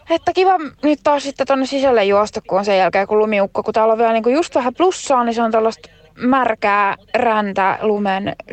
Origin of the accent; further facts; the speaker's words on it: Italy; now in Finland; Mä olen italialainen ihminen. Mä en halua asua täällä hevon perseessä, missä on koko ajan talvi.